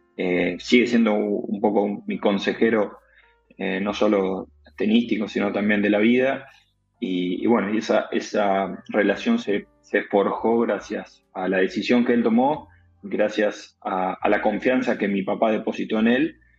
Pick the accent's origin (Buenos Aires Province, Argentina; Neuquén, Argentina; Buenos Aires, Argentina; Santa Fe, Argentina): Santa Fe, Argentina; Armstrong; soy de un pueblo muy, muy chiquito, de, de Armstrong, de la provincia de Santa Fe